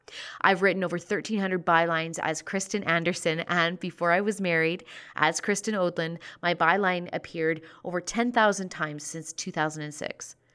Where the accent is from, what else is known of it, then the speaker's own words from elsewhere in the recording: Cochrane, Alberta, Canada; now in Calgary, Canada; I grew up in Cochrane, Alberta before moving to Calgary to take my journalism education at the Southern Alberta Institute of Technology.